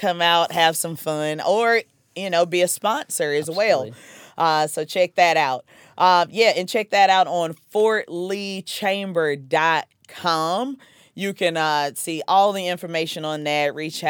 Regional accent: South Carolina, United States; accent: Southern; now in Fort Lee, United States

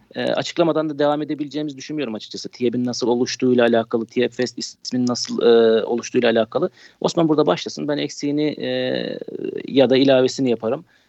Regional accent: Isparta, Turkey; Ispartalıyım, Isparta'da yaşıyorum

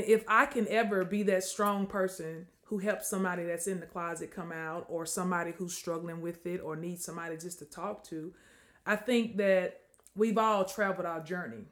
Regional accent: Mississippi, United States; moved away; also born or lived in Natchitoches, Louisiana; Mississippi, where I was from

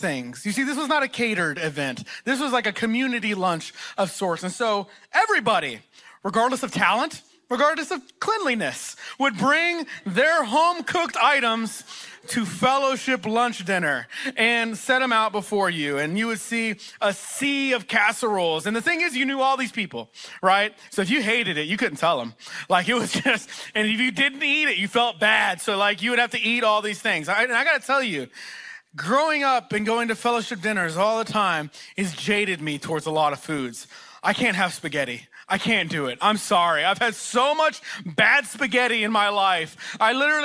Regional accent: Texas, United States; moved away; also born or lived in Oklahoma; I'm from Texas originally. That's where I grew up, and I also spent several years in Oklahoma

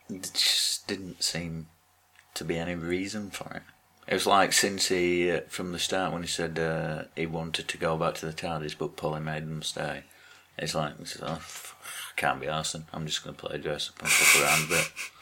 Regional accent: Scotland, United Kingdom; Yeah, I think you heard my accent.

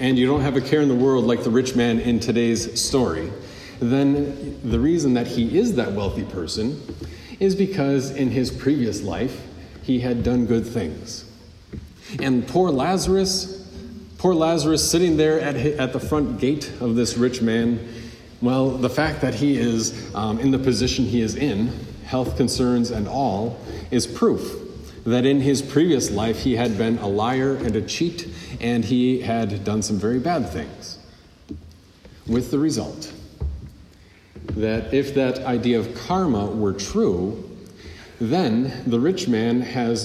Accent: United States

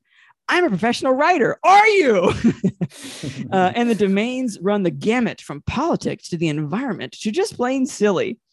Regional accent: Asheville, North Carolina, United States; in my hometown, Asheville, North Carolina

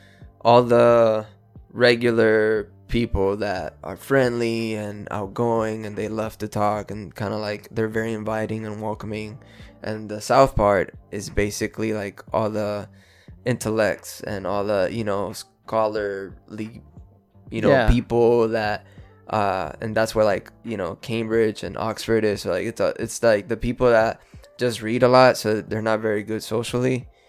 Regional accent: Puerto Rico; also born or lived in Houston / Florida / New York / California; I grew up in Puerto Rico, moved to Houston, Texas. I've lived in Florida.

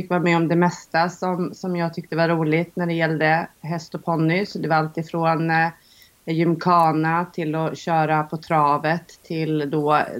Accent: Gotland, Sweden; jag kommer faktiskt från Gotland från början även om många säger att jag lyckas dölja det lite väl i, min, i mitt språk.

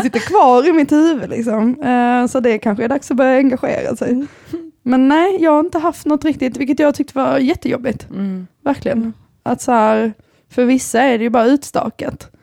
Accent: Bjärred, Skåne, Sweden; also born or lived in Lund; jag kommer från Bjärred

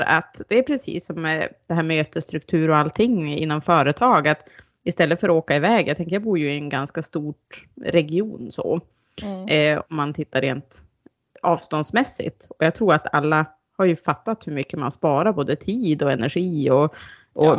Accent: Sollefteå, Västernorrland County, Sweden; Jag är från Sollefteå.

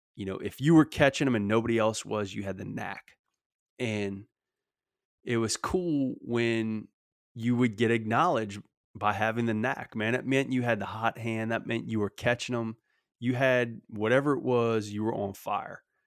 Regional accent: Louisiana, United States; in Louisiana particularly, 'cause that's my home state

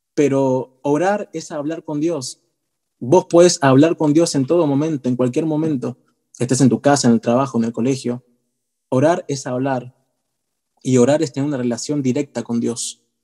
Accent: Buenos Aires, Argentina; soy de Argentina, Argentina Che, de Buenos Aires

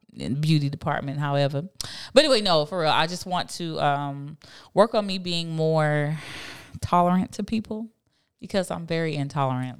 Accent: Miami, Florida, United States; also born or lived in Fort Lauderdale; I'm a city girl. I'm from Miami

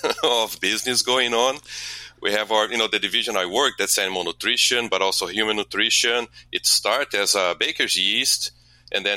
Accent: Brazil; moved away as an adult; now in Milwaukee, United States; I'm originally from Brazil. I came to U.S. to do my PhD

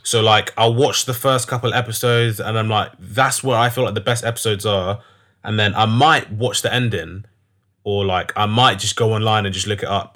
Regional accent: London, United Kingdom; I'm from North London

